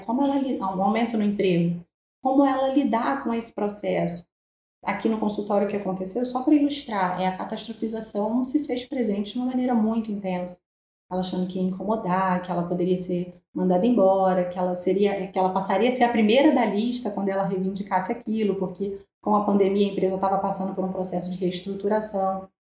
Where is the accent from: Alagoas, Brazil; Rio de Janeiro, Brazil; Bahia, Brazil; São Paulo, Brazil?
Rio de Janeiro, Brazil; eu sou aqui do Rio de Janeiro